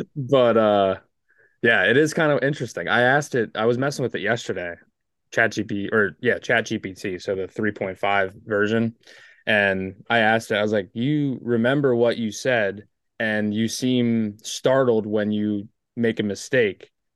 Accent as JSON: {"language": "English", "region": "East Coast", "country": "United States", "said": "I'm from the East Coast"}